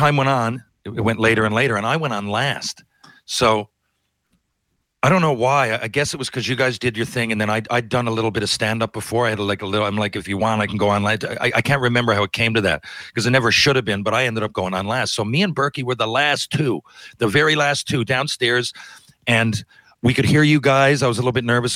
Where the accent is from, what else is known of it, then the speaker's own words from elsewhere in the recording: Canada; as a Canadian